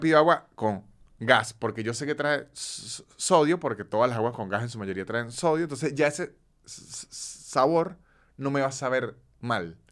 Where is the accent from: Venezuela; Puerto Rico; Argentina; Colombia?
Venezuela; moved away as an adult; tuve 29 años sumido en la venezolaneidad